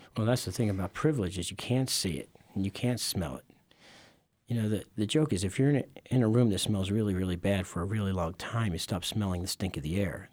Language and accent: English; Philadelphia, Pennsylvania, United States; I grew up in Philadelphia. Okay. Northeast part of Philly.